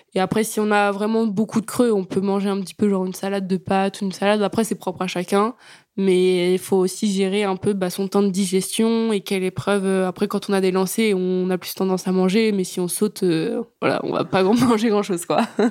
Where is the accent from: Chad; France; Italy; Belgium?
France; Yvetot, Normandy; also born or lived in Sotteville-lès-Rouen; je suis originaire d'Ifto